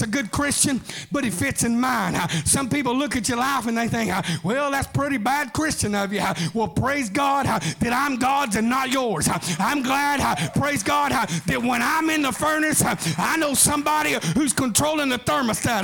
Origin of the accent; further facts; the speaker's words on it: Atoka, Oklahoma, United States; Growing up in Atoka, Oklahoma, southeastern Oklahoma, Atoka